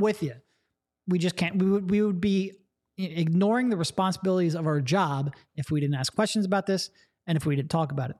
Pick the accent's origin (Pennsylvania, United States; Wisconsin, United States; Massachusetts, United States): Pennsylvania, United States; Allentown; I grew up in the Allentown area